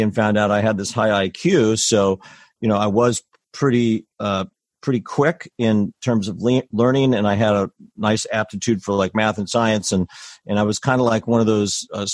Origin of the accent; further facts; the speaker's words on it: Lafayette, California, United States; I grew up in Lafayette